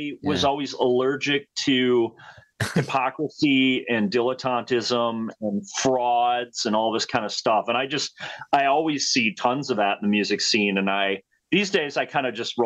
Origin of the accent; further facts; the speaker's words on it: Rockford, Illinois, United States; I grew up in Rockford, Illinois